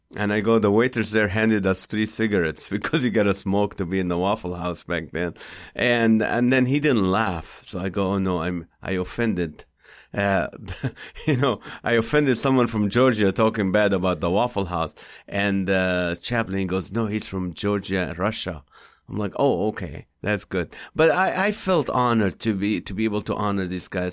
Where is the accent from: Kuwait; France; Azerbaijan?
Kuwait; English is a second language; now in United States; we grew up in Kuwait.